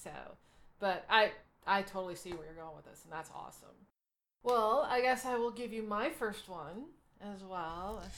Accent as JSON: {"language": "English", "region": "Arkansas", "country": "United States", "tie": "born or raised there", "said": "I grew up in Arkansas, which is about as southern as you can get in the United States"}